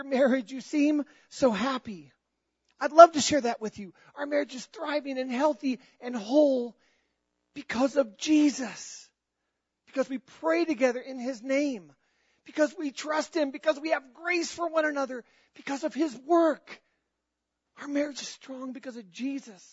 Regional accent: North Carolina, United States; I was born in North Carolina

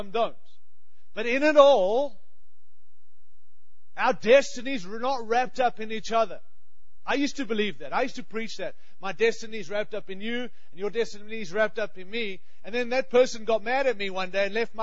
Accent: Australia; now in United States; I have a funny accent. I'm from Australia

